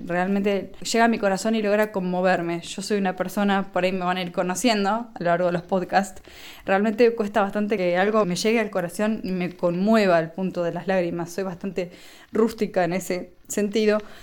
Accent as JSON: {"language": "Spanish", "country": "Argentina"}